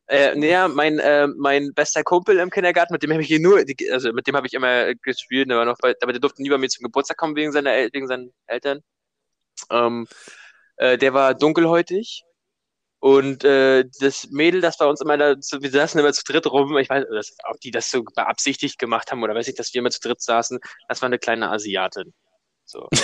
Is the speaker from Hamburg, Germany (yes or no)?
yes; Hamburg, Germany; wir sind zwei Hamburger Jungs